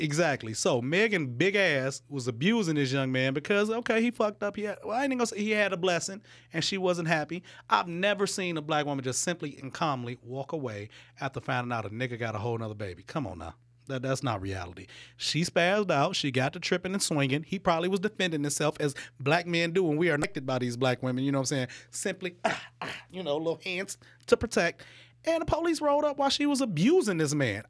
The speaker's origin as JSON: {"language": "English", "town": "Detroit", "region": "Michigan", "country": "United States", "tie": "born or raised there", "said": "I grew up in Detroit"}